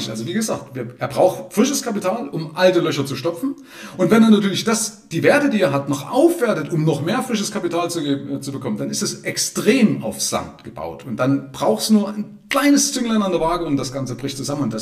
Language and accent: German; Zwickau, Saxony, Germany; Ja, interessanterweise kenne ich jemanden bei mir aus meiner Heimatstadt Zwickau, der hat es genauso